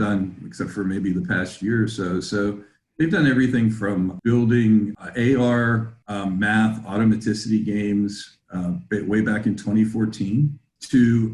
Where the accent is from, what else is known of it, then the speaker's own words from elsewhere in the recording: Pittsburgh, Pennsylvania, United States; looking like a lot of factories where I grew up in the Pittsburgh area